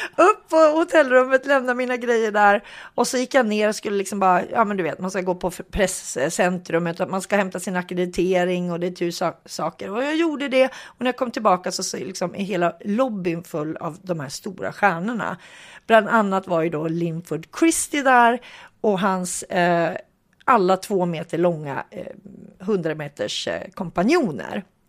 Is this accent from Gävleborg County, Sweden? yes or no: yes; Hudiksvall, Gävleborg County, Sweden; jag kommer ju från Hudik